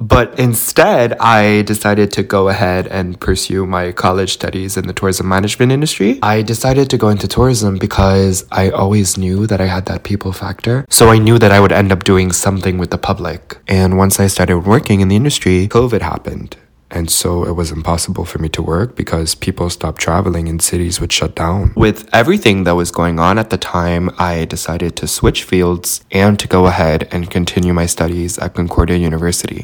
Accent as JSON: {"language": "English", "town": "Montreal", "region": "Quebec", "country": "Canada", "tie": "born or raised there", "also_born_or_lived": "Romania", "said": "I've had a peaceful life here in Montreal, Canada."}